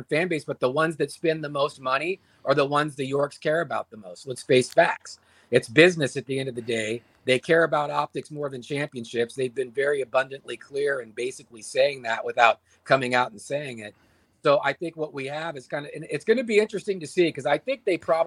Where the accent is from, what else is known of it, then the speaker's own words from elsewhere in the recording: Sonoma County, California, United States; I grew up in Sonoma County